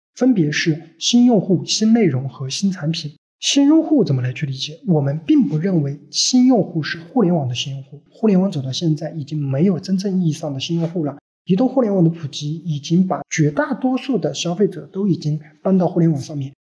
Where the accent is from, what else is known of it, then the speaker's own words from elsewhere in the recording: Sichuan, China; also born or lived in Hangzhou / Guangzhou; 因为我是四川人